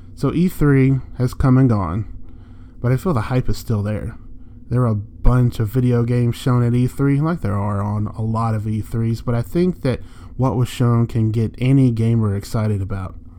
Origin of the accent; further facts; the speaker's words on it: Jasper, Alabama, United States; I'm from Jasper, Alabama